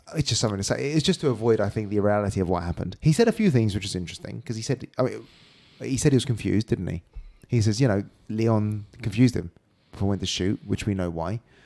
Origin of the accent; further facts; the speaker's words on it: United Kingdom; we're British